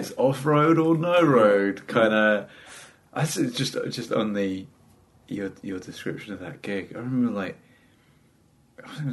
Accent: London, United Kingdom; accent: fairly middle-class with flashes of South East London; I've got fairly middle-class accent with odd, tiny flashes of South East London

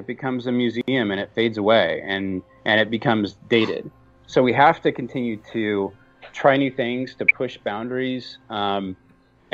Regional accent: Southern California, United States; I grew up in Southern California

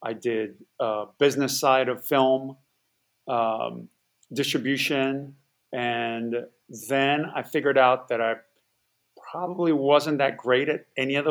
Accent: Hawaii, United States; moved away as an adult; I grew up in Hawaii

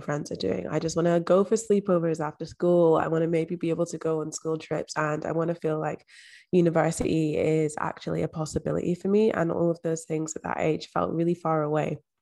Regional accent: Edinburgh, Scotland, United Kingdom; also born or lived in London; I was actually adopted at age three and moved to, um, the borders of Scotland, moved to Edinburgh and I grew up in Scotland.

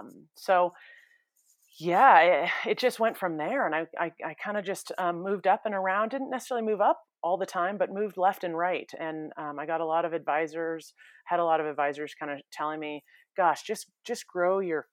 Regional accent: California, United States; I mean, I grew up in the San Francisco Bay Area

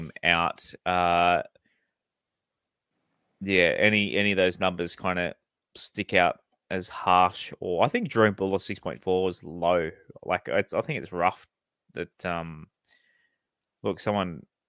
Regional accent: Central Coast, New South Wales, Australia; Growing up on the Central Coast

